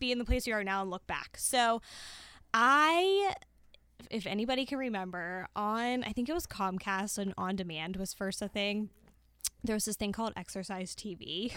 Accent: Pittsburgh, Pennsylvania, United States; moved away as an adult; also born or lived in Towson, Maryland; my hometown a little bit, as much as I love Pittsburgh.

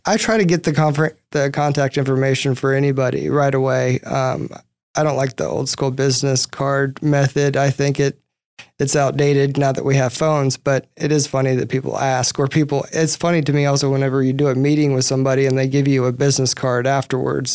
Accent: East Texas, United States; I'm from East Texas originally

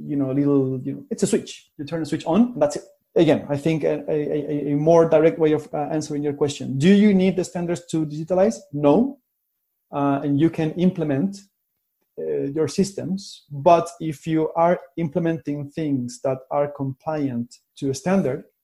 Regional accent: Chile; moved away; I'm from Chile, which is like in the bottom of Latin America

